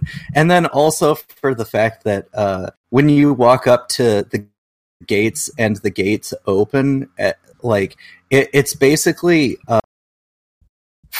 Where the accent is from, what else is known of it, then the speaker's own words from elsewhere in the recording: Washington, United States; also born or lived in Olympia, Washington / Seattle, Washington; whenever I say I'm from Washington, people think I mean DC.